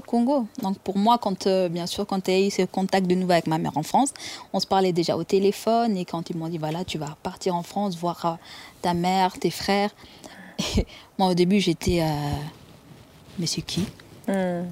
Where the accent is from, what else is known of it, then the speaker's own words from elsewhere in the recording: Rwanda; moved away; je suis né au Rwanda, dans la région de Kiangugu